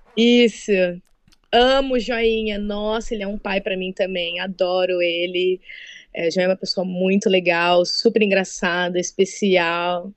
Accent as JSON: {"language": "Portuguese", "town": "Birigui", "region": "São Paulo", "country": "Brazil", "moved": "as an adult", "lives_now": "United States", "said": "Eu sou de Birigui, a cidade do calçado infantil"}